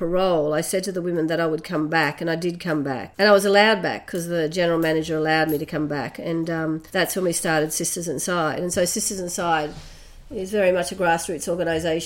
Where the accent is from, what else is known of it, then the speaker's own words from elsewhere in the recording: Brisbane, Queensland, Australia; I was born here in Meanjin, otherwise known by white people as Brisbane, on the north side. And my parents were poor, working class, and I was raised there